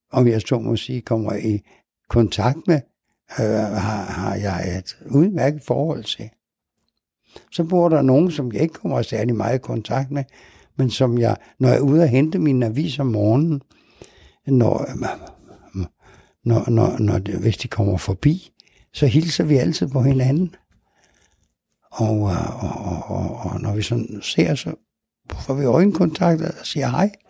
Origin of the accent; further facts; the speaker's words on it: Nærum, Capital Region of Denmark, Denmark; Jeg så op ude i Nærum, nord for København. For der var, ja, øh, vi flyttede ud. Min far havde bygget sig et lille hus derude. Så der skulle vi bo.